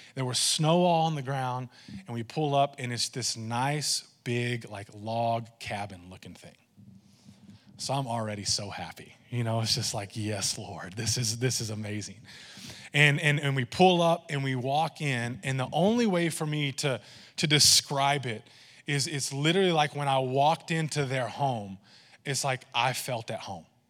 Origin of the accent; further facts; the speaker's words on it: Texas, United States; I say y'all a lot, and I'm Texan